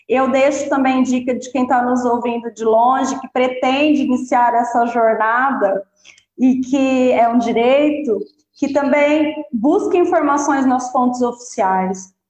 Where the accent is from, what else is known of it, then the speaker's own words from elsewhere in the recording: Mato Grosso, Brazil; moved away as an adult; also born or lived in Portugal; now in Lisbon, Portugal; lá na minha terra, no Mato Grosso